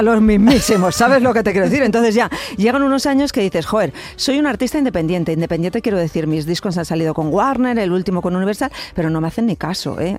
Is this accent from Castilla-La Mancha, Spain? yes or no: yes; Cuenca, Castilla-La Mancha, Spain; yo soy de Cuenca